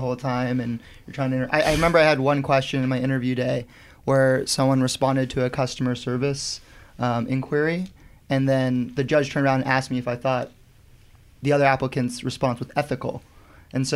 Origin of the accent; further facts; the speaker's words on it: Dallas, Texas, United States; moved away as an adult; also born or lived in New Orleans; now in Philadelphia, United States; I was born and raised in Dallas